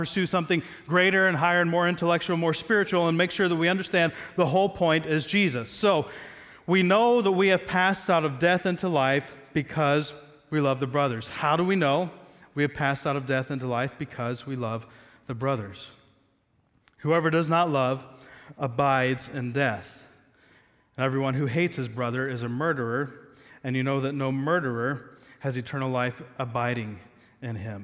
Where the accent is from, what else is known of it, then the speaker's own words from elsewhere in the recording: Southeast Ohio, United States; I'm American, grew up in Southeast Ohio.